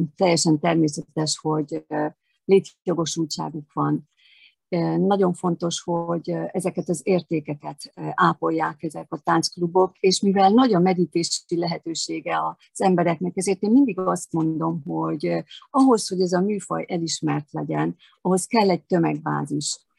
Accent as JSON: {"language": "Hungarian", "town": "Eger", "region": "Heves", "country": "Hungary", "tie": "born or raised there", "also_born_or_lived": "Veszprém", "moved": "yes", "said": "én egri születésű vagyok"}